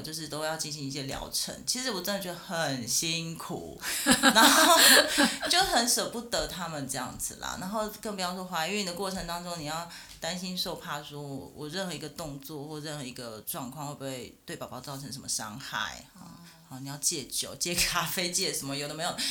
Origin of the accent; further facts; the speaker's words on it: Taichung, Taiwan; now in Taipei, Taiwan; 我是台中人，但是我现在在台北上班，在台北生活